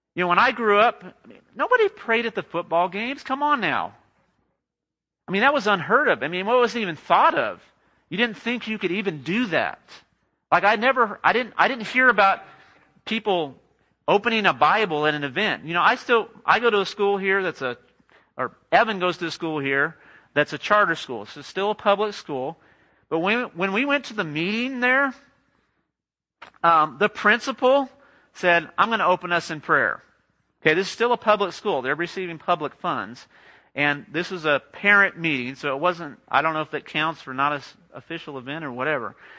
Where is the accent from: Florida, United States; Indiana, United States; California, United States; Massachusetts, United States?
California, United States; Los Angeles; moved away as an adult; also born or lived in Whidbey Island, Washington / Austin, Texas; now in Midland, United States; I grew up in Southern California